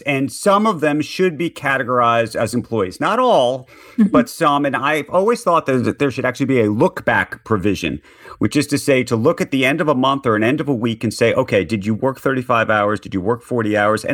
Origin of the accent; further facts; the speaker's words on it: New York City, New York, United States; a New Yorker